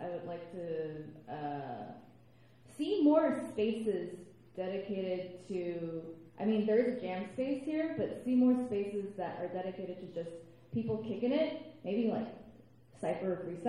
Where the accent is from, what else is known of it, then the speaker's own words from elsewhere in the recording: Taipei, Taiwan; now in United States; I didn't grow up here. I grew up in Taipei, which meant that I was a majority.